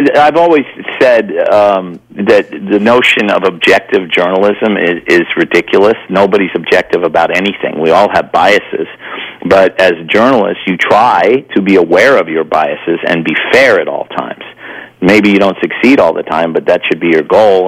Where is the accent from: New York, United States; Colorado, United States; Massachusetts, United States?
New York, United States; I grew up in New York